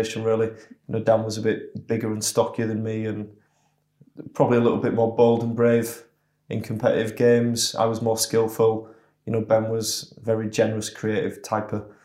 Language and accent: English; Leeds, Yorkshire and the Humber, United Kingdom; born and bred in Leeds